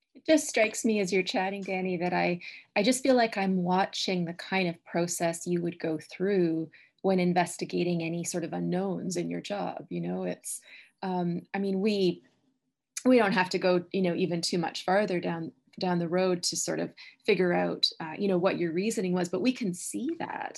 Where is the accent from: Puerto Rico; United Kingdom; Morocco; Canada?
Canada; I'm a Canadian, that I'm a Canadian citizen